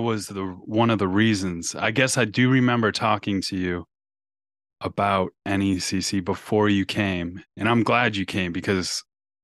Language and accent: English; Norfolk, Nebraska, United States; I was born in Norfolk, Nebraska, so Nebraska native, and I went to, you know, school. I went through grade school there